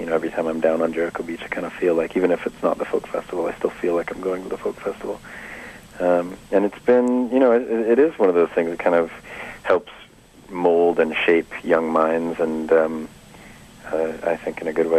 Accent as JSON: {"language": "English", "town": "Vancouver", "region": "British Columbia", "country": "Canada", "tie": "born or raised there", "also_born_or_lived": "Smithers, British Columbia / Ontario", "said": "I've done certainly most of my gestating here in Vancouver. I've lived a little bit in Ontario, and I was actually born way up north in Smithers, BC."}